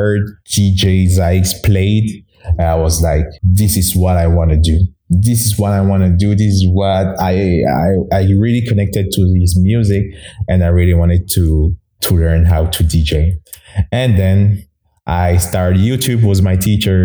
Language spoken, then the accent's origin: English; Togo; first language Mina; English is a second language; moved away as an adult; now in Canada; So I'm from Togo. It's a small country in West Africa. So I'm born there and I went to school there and I immigrated in Canada in 2009